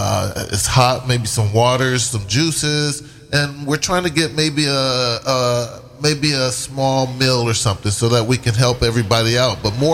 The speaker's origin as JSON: {"language": "English", "town": "San Diego", "region": "California", "country": "United States", "tie": "born or raised there", "said": "San Diego. I come from San Diego."}